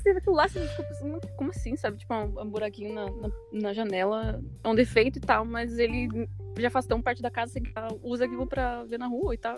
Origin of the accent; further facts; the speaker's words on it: Gravataí, Rio Grande do Sul, Brazil; also born or lived in Porto Alegre; Nunca morei em nenhum outro lugar, na mesma casa e tal, desde sempre